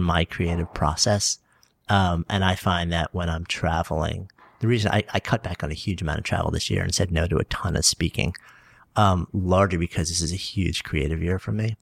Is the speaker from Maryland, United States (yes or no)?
no; Port Washington, New York, United States; now in New York City, United States; I was East Egg from the Great Gatsby, Port Washington